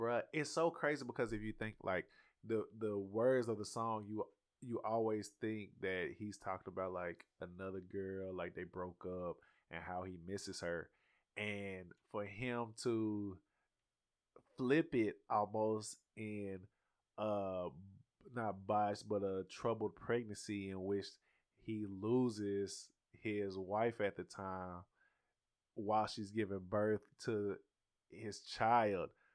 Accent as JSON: {"language": "English", "region": "the South", "country": "United States", "said": "I'm from the South, bro. We started driving at fourteen around here"}